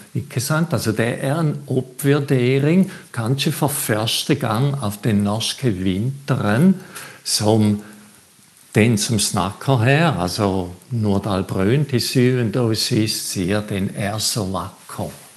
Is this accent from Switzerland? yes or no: yes; Switzerland; now in Bø, Norway; jeg er fra Sveits.